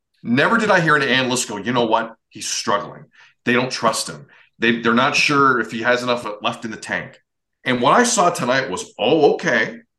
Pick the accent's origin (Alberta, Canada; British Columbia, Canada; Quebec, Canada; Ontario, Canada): Ontario, Canada; Mississauga; I'm from Mississauga.